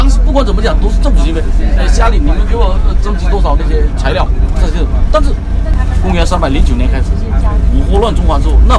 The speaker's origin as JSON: {"language": "Chinese", "town": "Huizhou", "region": "Guangdong", "country": "China", "said": "在中国南方所有的风景，我们惠州是齐的，"}